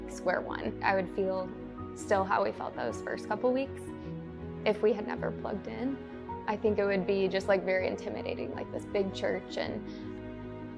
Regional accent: Columbia, Missouri, United States; moved away as an adult; also born or lived in Arkansas; I grew up in Columbia, Missouri.

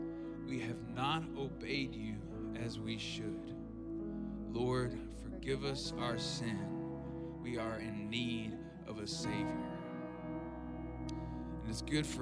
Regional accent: South Arkansas, United States; I grew up in South Arkansas

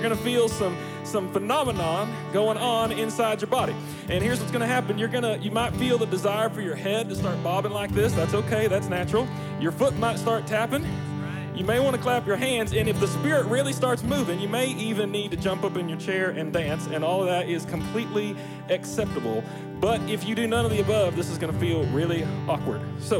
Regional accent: Springdale, Arkansas, United States; I don't know if you know this, but I grew up in Springdale, Arkansas. And we have a way of singing and celebrating in Springdale.

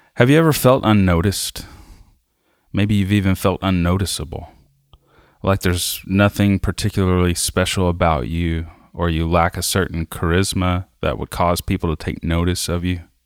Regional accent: South Arkansas, United States; I grew up in South Arkansas

